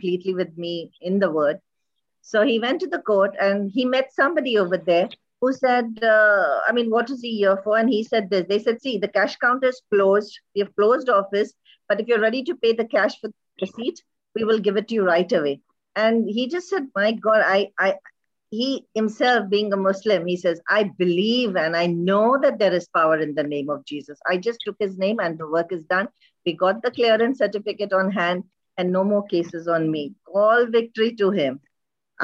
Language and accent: English; India; also born or lived in Dubai, United Arab Emirates; now in Kuwait; I'm an Indian and living in Kuwait